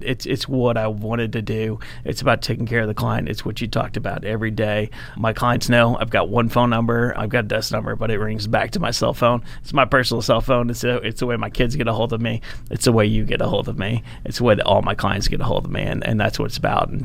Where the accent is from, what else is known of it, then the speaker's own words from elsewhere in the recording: North Richland Hills, Texas, United States; also born or lived in Joliet, Illinois; I moved to Texas when I was pretty young, fourth grade, and I grew up here. North Richland Hills, went to Richland High School